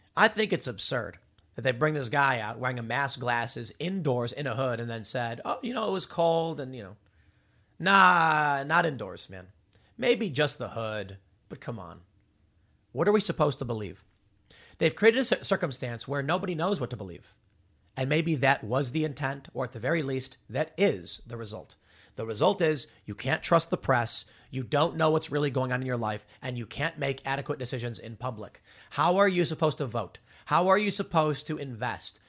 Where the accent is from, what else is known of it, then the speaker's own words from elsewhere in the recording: Chicago, Illinois, United States; I grew up in Chicago, on the South Side.